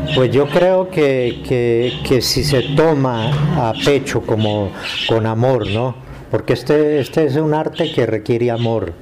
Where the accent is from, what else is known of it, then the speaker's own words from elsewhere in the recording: Mesa de los Santos, Santander, Colombia; now in Girón, Colombia; Yo nací en, la Mesa de los Santos, Santander.